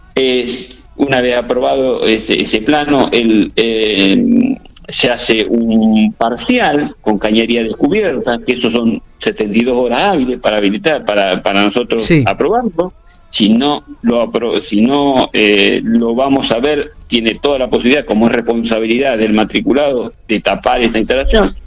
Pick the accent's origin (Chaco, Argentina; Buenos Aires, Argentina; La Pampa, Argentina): La Pampa, Argentina; General Pico; moved away; yo nací en Pico, estudié en Pico, o sea que Pico para mí es muy presente